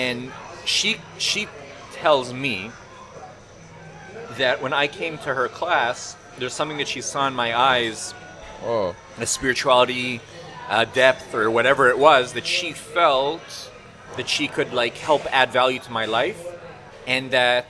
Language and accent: English; Toronto, Ontario, Canada; I grew up in Toronto